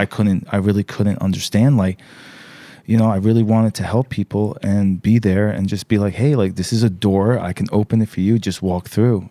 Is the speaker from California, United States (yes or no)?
no; New York, United States; I was born in New York